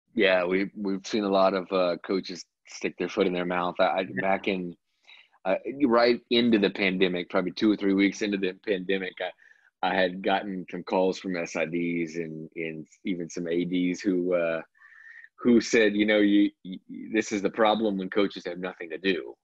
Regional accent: Mississippi coast, United States; moved away; I'm from the Mississippi coast originally

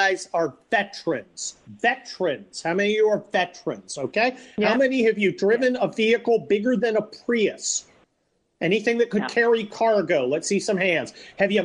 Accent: Midwest, United States; moved away; also born or lived in Pennsylvania; I come from back where you are, Pennsylvania, at least my family does, and I was born in the Midwest

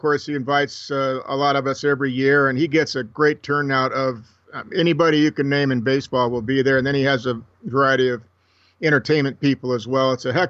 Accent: Los Angeles, California, United States; I'm from the San Fernando Valley, and you know where it's at. It's north of Calabasas, that area a little bit.

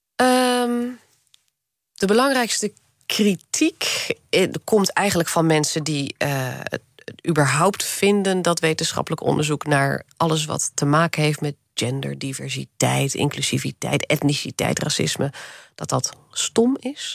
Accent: Netherlands; born or raised there

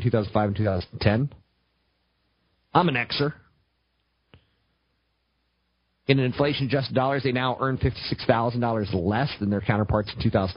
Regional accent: United States; I'm American

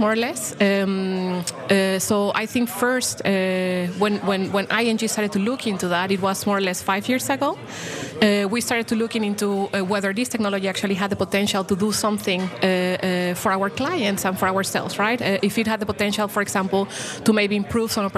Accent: Mexico; moved away; I come from Mexico, actually. You know, I was born there.

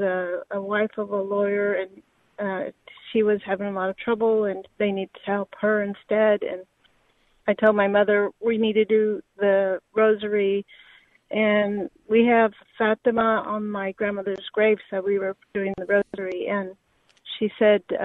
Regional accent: Austin, Texas, United States; now in San Antonio, United States; I'm here in San Antonio, and I'm actually from Austin

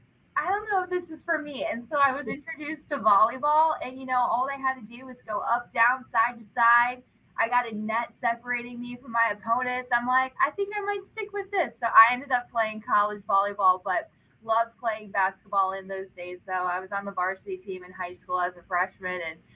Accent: Michigan, United States; now in Savannah, United States; I grew up in Michigan.

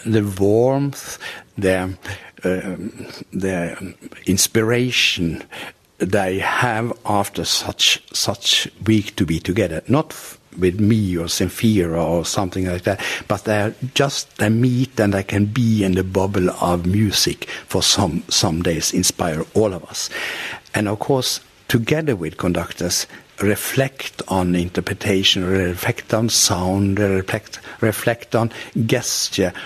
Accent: Norway

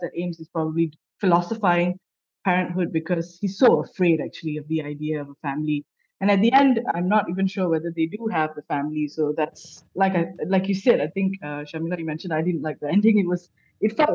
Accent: Malaysia; I'm also a Malaysian

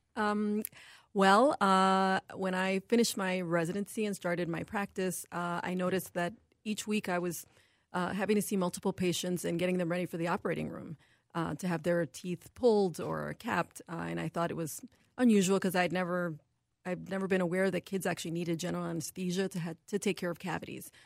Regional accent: New York City, New York, United States; moved away as an adult; also born or lived in Buffalo, New York; now in Minnesota, United States; I'm actually originally from New York City

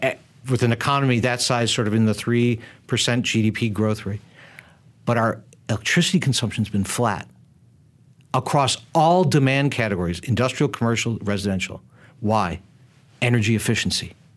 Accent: United States; I come from the United States

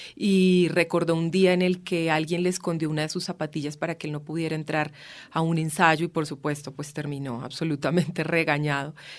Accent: Boyacá, Colombia; yo soy además boyacense, muy lejos del mar

